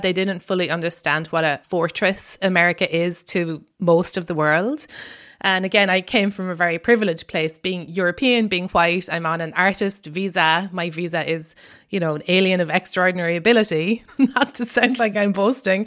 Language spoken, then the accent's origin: English; Ireland; accent: Irish; moved away as an adult; now in United States